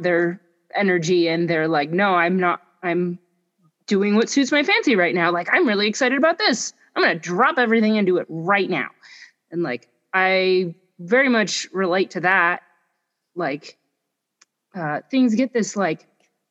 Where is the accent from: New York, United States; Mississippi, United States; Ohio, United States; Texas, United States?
New York, United States; Buffalo; moved away as an adult; now in New Mexico, United States; So I grew up in Buffalo, New York, and I spent some time traveling, and I now live in New Mexico